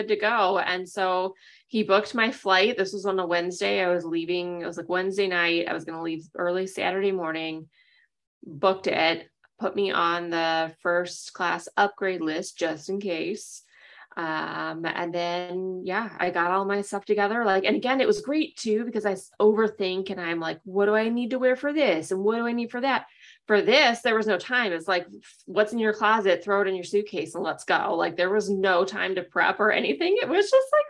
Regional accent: Chicago, Illinois, United States; People were like, oh, where are you from? And I'd say Chicago

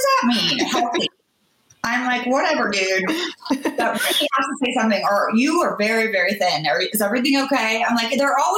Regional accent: United States

